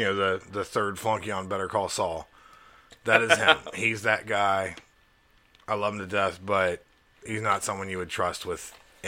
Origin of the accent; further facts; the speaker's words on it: Crawford, Alabama, United States; I grew up in Crawford, Alabama.